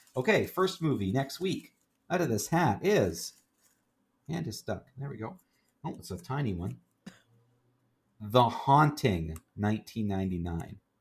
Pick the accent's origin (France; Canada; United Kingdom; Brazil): Canada; also born or lived in Kingston, Ontario; we're in Kingston and we're Canadian